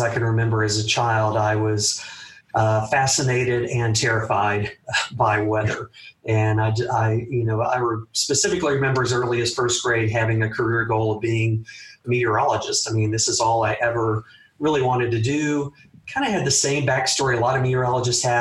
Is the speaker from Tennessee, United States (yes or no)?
yes; Memphis, Tennessee, United States; also born or lived in Atlanta; growing up in the Memphis area